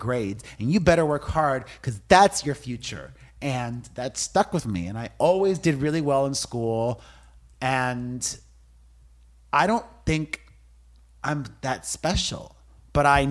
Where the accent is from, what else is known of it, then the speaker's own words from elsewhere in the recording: Miami, Florida, United States; growing up in Miami, my Cuban immigrant parents taught me that it was all about hard work